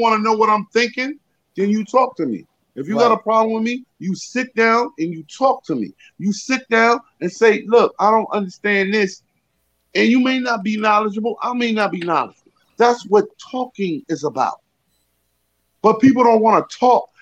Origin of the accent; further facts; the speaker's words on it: Richmond, Virginia, United States; now in New York, United States; I'm from Richmond, Virginia, I live in New York.